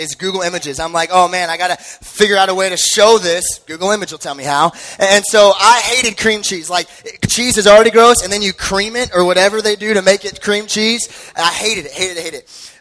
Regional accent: Henderson, Nevada, United States; I grew up in Henderson

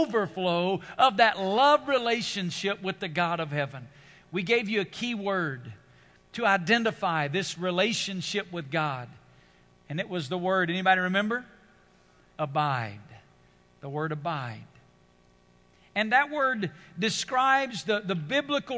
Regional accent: United States; being an American

